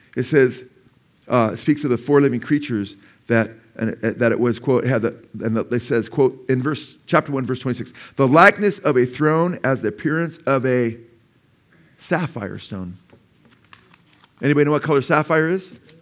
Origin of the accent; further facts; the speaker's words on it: Simi Valley, California, United States; I was born in Simi Valley